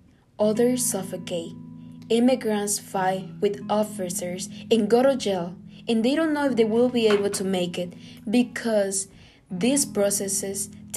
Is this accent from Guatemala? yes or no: yes; Guatemala; moved away; I'm from Guatemala.